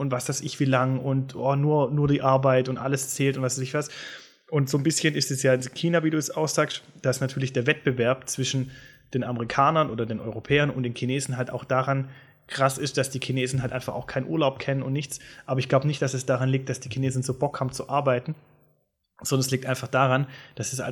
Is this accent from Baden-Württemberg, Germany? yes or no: yes; Swabia, Baden-Württemberg, Germany; accent: Swabian